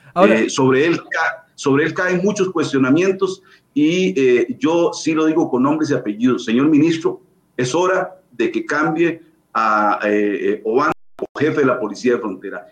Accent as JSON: {"language": "Spanish", "country": "Costa Rica", "said": "como costarricenses"}